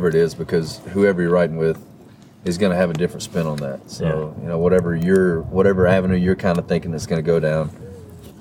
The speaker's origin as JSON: {"language": "English", "town": "Shreveport", "region": "Louisiana", "country": "United States", "tie": "born or raised there", "moved": "as an adult", "lives_now": "Nashville, United States", "said": "I grew up in Louisiana, Northwest Louisiana"}